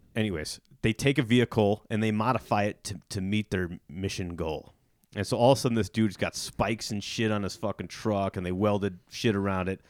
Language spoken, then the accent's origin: English; Illinois, United States; I worked in this kinda goofy restaurant where I grew up in Illinois